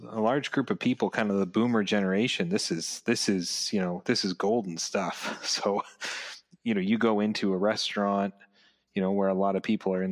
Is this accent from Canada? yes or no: yes; Canada; I'm Canadian